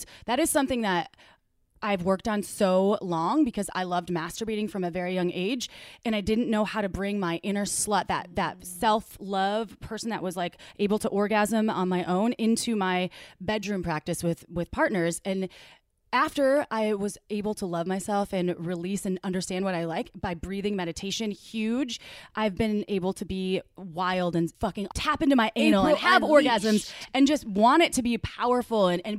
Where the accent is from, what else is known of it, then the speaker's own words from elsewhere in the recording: Wisconsin, United States; Because I grew up in Wisconsin, so cows were common.